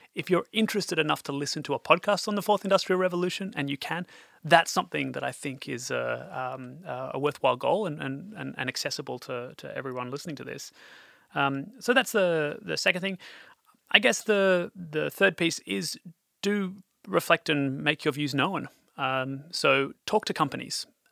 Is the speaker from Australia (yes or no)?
yes; Australia; moved away; also born or lived in Europe; as an Australian working in Europe